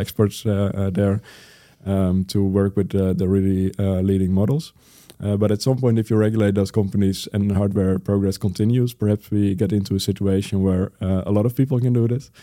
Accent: Netherlands; my home country, the Netherlands

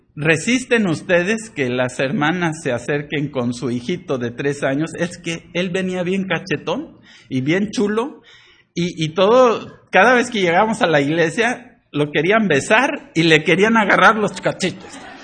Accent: Poza Rica, Veracruz, Mexico; moved away; crecí en México, pero así no le hacíamos allá en Poza Rica

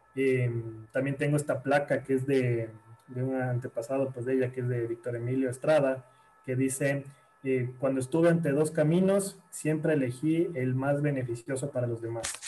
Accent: Guayaquil, Guayas, Ecuador; now in Quito, Ecuador; yo nací en, en Guayaquil y, después fue como me, vine a vivir acá a Quito, donde vivo actualmente

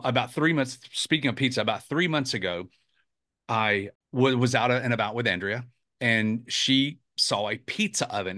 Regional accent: Atlanta, Georgia, United States; also born or lived in South Carolina; now in Charleston, United States; I grew up in Atlanta and moved to South Carolina many, many years ago

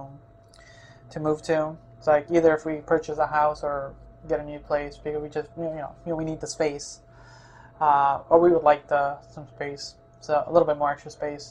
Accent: Chicago, Illinois, United States; now in Oregon, United States; I grew up in Chicago

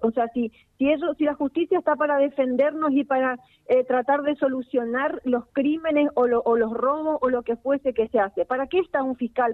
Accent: Villa Ocampo, Santa Fe, Argentina

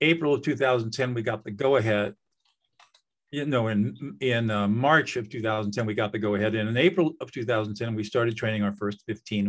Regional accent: Southern California, United States; I grew up in Southern California in affluence.

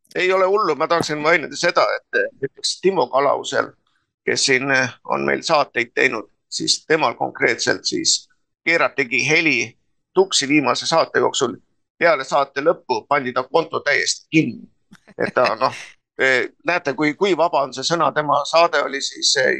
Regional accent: near Tallinn, Harju County, Estonia; ma olen sündinud Puusalus, Tallinna ligidal. noh, meie põhimõtteliselt oli sajaprotsendiliselt eestikeelne alevik

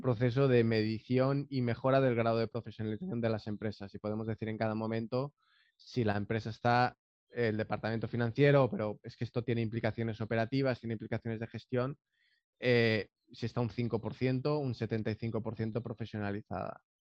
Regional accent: Valencia, Valencian Community, Spain; born or raised there; moved away as an adult; now in San José del Cabo, Mexico

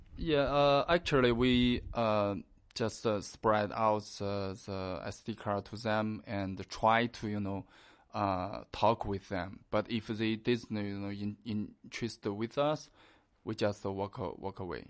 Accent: China; we are Chinese.

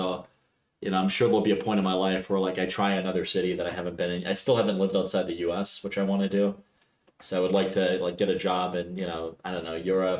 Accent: Pittsburgh, Pennsylvania, United States; moved away as an adult; also born or lived in Cleveland / Los Angeles / Milwaukee / Connecticut; I grew up in Squirrel Hill.

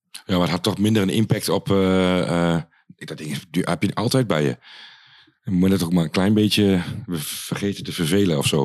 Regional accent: Achterhoek, Gelderland, Netherlands; moved away; vroeger bij ons in de Achterhoek was er niet zo heel veel

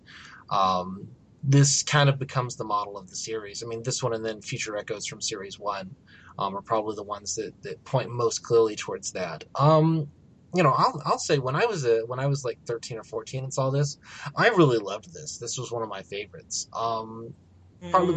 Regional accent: United States; As an American

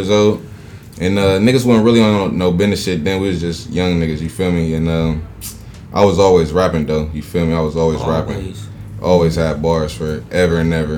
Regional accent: Columbus, Ohio, United States; Southside of Columbus, Ohio

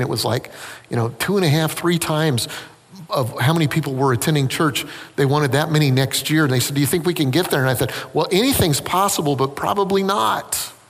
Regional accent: South Carolina, United States; Listen, I'm from South Carolina.

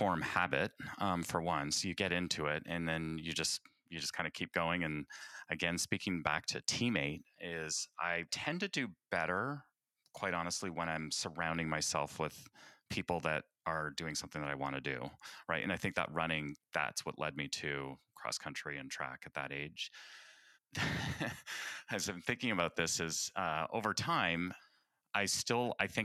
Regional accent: Canada; I hail from the Great White North, O Canada

